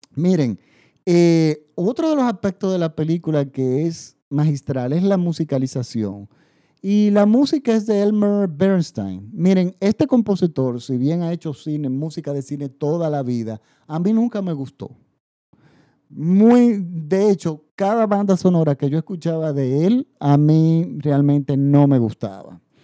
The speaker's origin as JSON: {"language": "Spanish", "country": "Dominican Republic", "said": "mi país. En República Dominicana"}